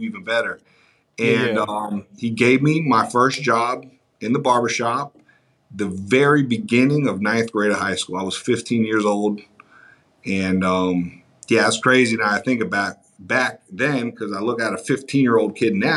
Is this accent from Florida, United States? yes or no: yes; Miami, Florida, United States; I'm born and raised in Miami, Florida.